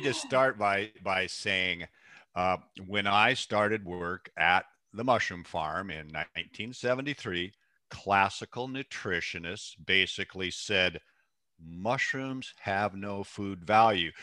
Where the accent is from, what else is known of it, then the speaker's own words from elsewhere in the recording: Seattle, Washington, United States; born and raised in the Pacific Northwest, raised in Seattle, actually